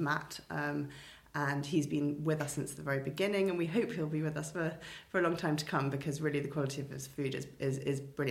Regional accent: London, United Kingdom; moved away as an adult; also born or lived in Winchester / Edinburgh; now in Cowbridge, United Kingdom; I grew up in London and then Winchester

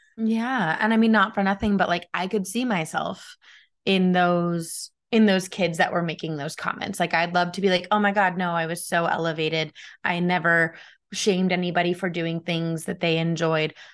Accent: United States; as an American

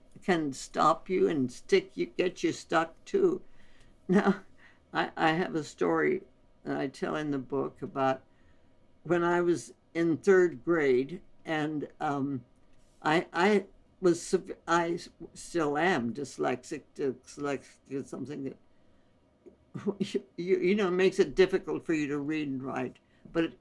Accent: India; moved away; we were born and raised in India

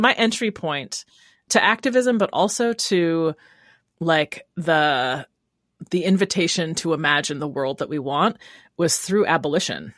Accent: Rochester, New York, United States; moved away as an adult; also born or lived in Brooklyn, New York; now in Oakland, United States; Originally from Rochester, New York, and then I lived in Brooklyn for seven years before I came to Oakland.

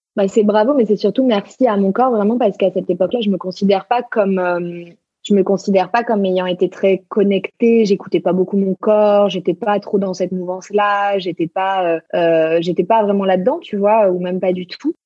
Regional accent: Marseille, Provence-Alpes-Côte d'Azur, France; now in Paris, France; je suis marseillaise d'origine

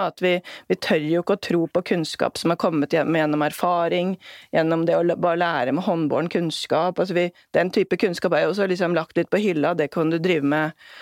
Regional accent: Norway; det er jo det som binder oss hit, altså som nordmenn

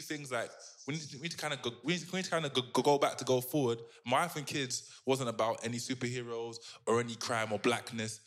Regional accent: London, United Kingdom; my accent or my, like, London roots

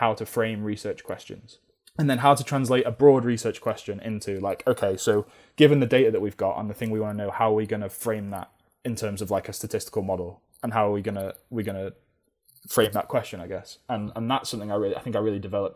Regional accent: Manchester, North West England, United Kingdom; moved away as an adult; now in Cornwall, United Kingdom; growing up in Manchester

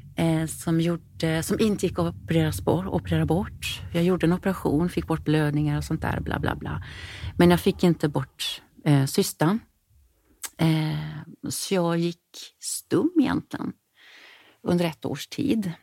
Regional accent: Sarpsborg, Østfold, Norway; first language Norwegian; Swedish is a second language; moved away as an adult; also born or lived in Stockholm, Sweden; now in Gothenburg, Sweden; Och sen så bestämde vi oss för att flytta till Norge. Eh, tillbaka till min hemstad

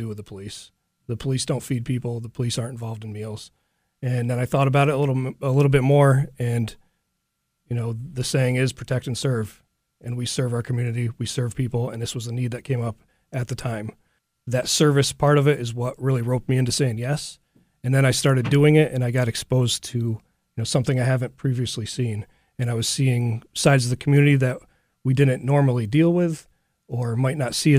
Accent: Schenectady, New York, United States; I grew up here in Schenectady with my family.

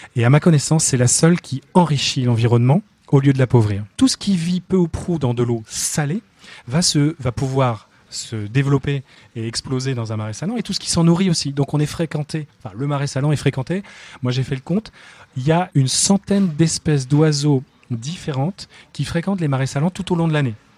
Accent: Finistère, Brittany, France; je suis breton du Finistère

